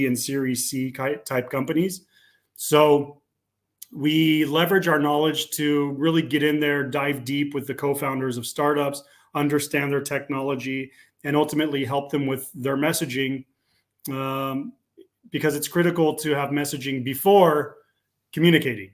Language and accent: English; California, United States; moved away as an adult; now in Slovakia; I'm a Californian, but I live in Central Europe. I moved here several years ago.